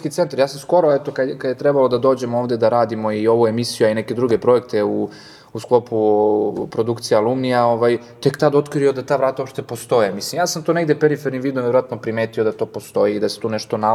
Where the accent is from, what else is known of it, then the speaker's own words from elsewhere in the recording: Guča, Šumadija and Western Serbia, Serbia; now in Belgrade, Serbia; Da, ja sam iz Guča, eto, dolazim iz unutrašnjosti, iz jednog malog mesta i sam dolazak u Beograd eh